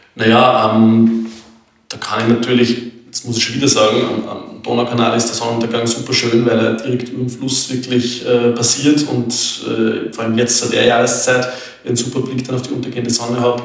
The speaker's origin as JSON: {"language": "German", "area": "Salzkammergut", "region": "Upper Austria", "country": "Austria", "said": "im Salzkammergut natürlich, wo ich herkomme und wo meine Wurzeln sind"}